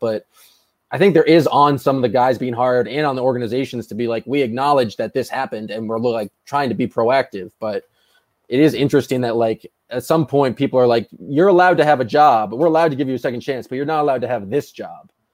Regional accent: Boston, Massachusetts, United States; I grew up in Boston

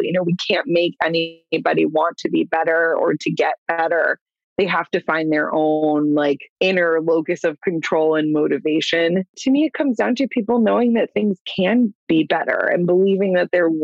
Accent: Clearwater, Florida, United States; I'm from Clearwater, born and raised

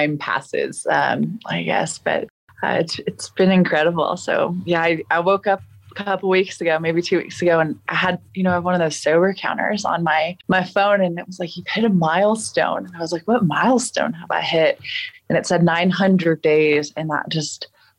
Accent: Colorado, United States; also born or lived in Texas; I was born in Texas, but I've lived in Colorado most of my life

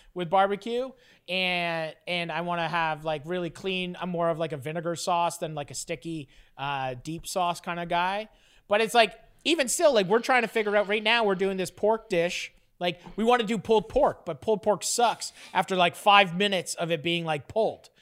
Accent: Fort Erie, Ontario, Canada; moved away; also born or lived in Toronto; my hometown, like, where the farm is

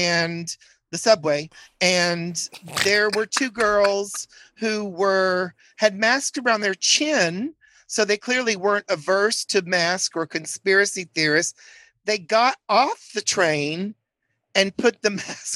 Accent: Chattanooga, Tennessee, United States; moved away as an adult; also born or lived in Wilmington / Atlanta / New York City; I'm from Chattanooga, Tennessee, which is actually 2 hours north of Atlanta. Born in Wilmington, but my parents moved to Chattanooga when I was 5, and I grew up there

